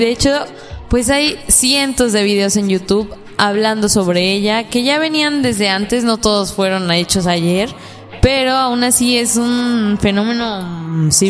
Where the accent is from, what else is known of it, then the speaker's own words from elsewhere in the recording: United States; Spanish is a second language; sea, yo soy el gringo que. Ah, mira. es que olvidé la forma de decirlo en español.